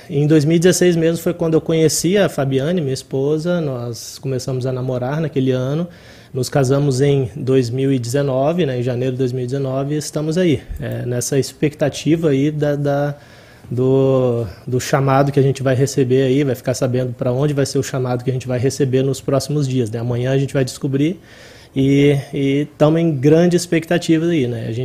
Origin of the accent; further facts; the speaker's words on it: Serra, Espírito Santo, Brazil; now in Rio Grande do Sul, Brazil; Eu sou natural lá do município de Serra, no Espírito Santo.